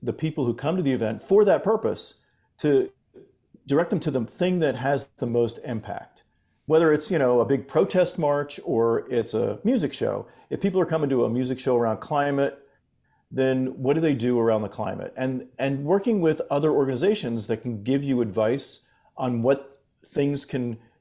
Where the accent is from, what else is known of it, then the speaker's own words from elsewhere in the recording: Fort Lauderdale, Florida, United States; moved away as an adult; now in San Francisco, United States; I grew up in Florida. You know, I grew up in the Fort Lauderdale area. But now I live out in San Francisco